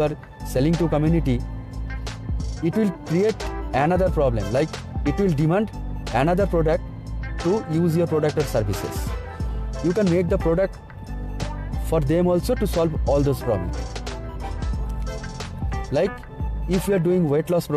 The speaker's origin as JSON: {"language": "English", "country": "India", "said": "from India"}